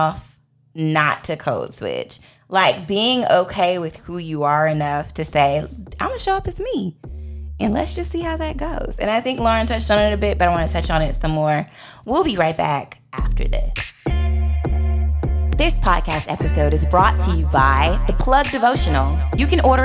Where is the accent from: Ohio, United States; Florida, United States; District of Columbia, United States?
District of Columbia, United States; Washington; accent: DC; moved away as an adult; now in Georgia, United States; my DC accent comes out